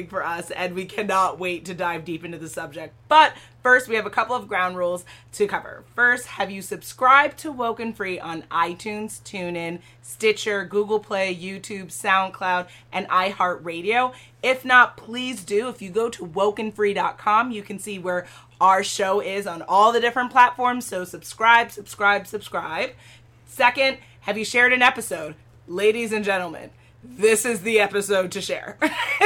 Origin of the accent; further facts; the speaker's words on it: Jamaica; I think that's like the definition of being Jamaican